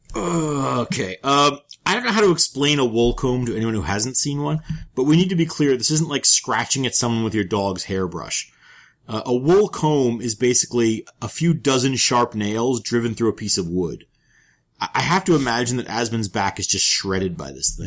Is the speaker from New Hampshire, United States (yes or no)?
no; New York, United States; moved away; I am from New York